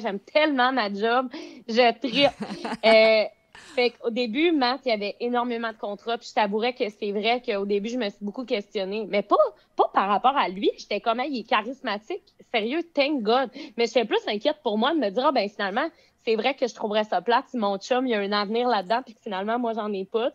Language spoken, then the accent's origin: French; Beauce, Quebec, Canada; now in Montreal, Canada; je viens de la Beauce, mais j'habite présentement dans les coins de Montréal